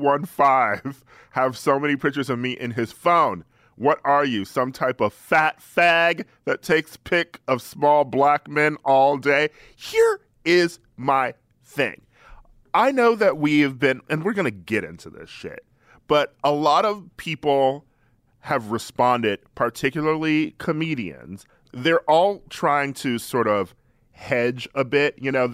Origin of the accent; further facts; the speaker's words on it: Midwest, United States; I grew up in the Midwest.